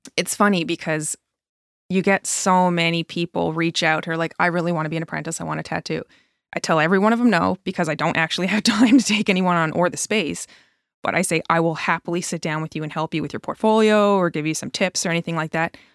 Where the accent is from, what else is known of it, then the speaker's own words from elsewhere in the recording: Newfoundland and Labrador, Canada; moved away as an adult; now in Truro, Canada; And I'm from Newfoundland originally.